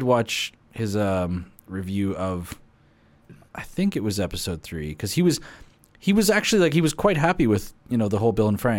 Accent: Alberta, Canada; born or raised there

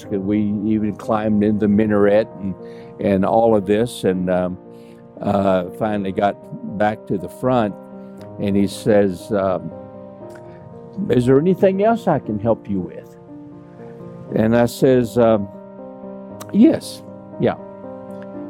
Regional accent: United States; I'm American.

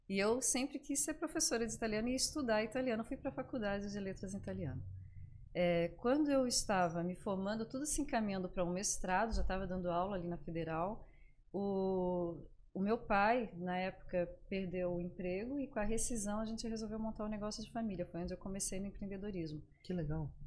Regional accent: Florianópolis, Santa Catarina, Brazil; sou de Florianópolis, nasci aqui. É, sou a filha mais velha de cinco irmãos. E meus pais, meus irmãos, todos moram aqui ainda. E, e sou apaixonada por Florianópolis.

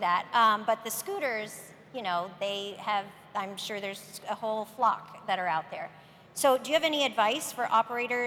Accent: San Francisco, California, United States; my hometown of San Francisco

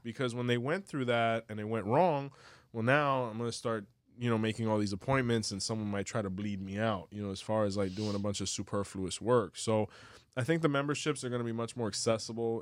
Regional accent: Miami, Florida, United States; also born or lived in Cuba; I'm from Miami

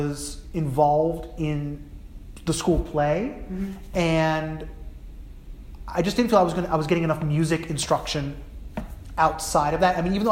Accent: New Jersey, United States; New Jersey, I grew up in New Jersey

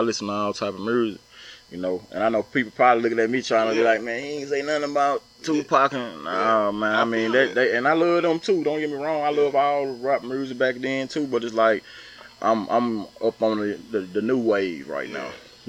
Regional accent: the South, Southern United States, United States; also born or lived in New York / Atlanta, Georgia; now in Louisiana, United States; I'm just a South. I'm from down South.

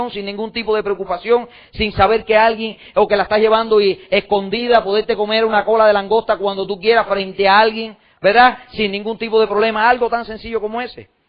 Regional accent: Cuba; now in United States; adopté un nuevo sueño en los Estados Unidos, porque cuando yo me fui de Cuba

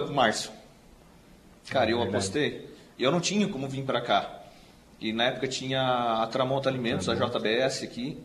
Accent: Forquilinha, Santa Catarina, Brazil; now in Meleiro, Brazil; nunca tinha saído da Forquilinha

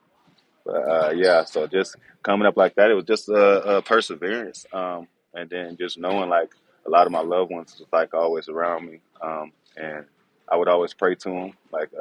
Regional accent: Houston, Texas, United States; also born or lived in Pasadena, Texas; I was born in Houston, but mom moved us

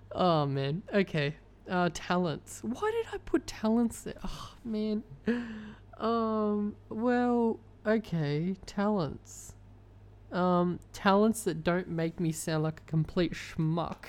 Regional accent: Australia; I'm Australian

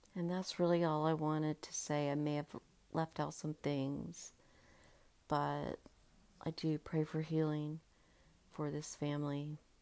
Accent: Georgia, United States; I grew up in Georgia

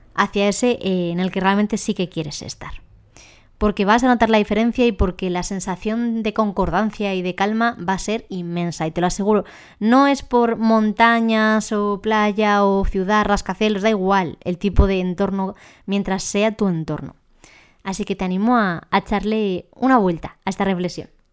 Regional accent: Ávila, Castile and León, Spain; moved away; also born or lived in Madrid; Yo soy de nacimiento de Ávila

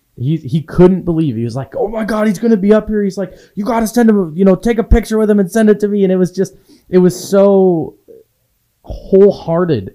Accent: Waldo, Wisconsin, United States; moved away; I grew up in a town of four hundred and fifty people

